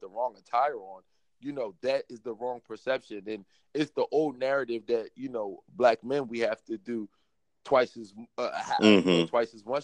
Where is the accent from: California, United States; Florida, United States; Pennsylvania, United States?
Pennsylvania, United States; Philadelphia; growing up in Philadelphia